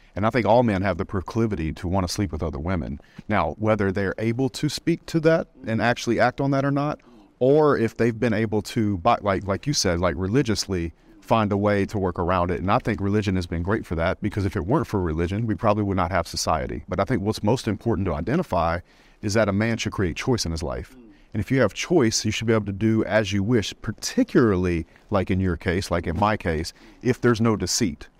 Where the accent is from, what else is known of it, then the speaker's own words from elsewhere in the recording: South Louisiana, United States; I grew up in the South, South Louisiana, it was a Bible Belt